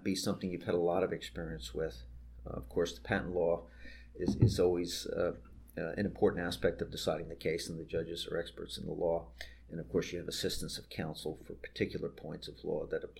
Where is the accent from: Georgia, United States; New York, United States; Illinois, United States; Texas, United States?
New York, United States; moved away as an adult; also born or lived in Alexandria, Virginia; I grew up and worked in New York for all of my life